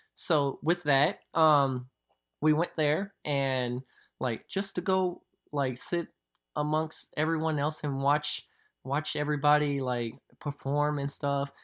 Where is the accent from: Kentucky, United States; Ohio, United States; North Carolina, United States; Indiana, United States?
Kentucky, United States; Louisville; accent: southern; born and raised in Louisville, Kentucky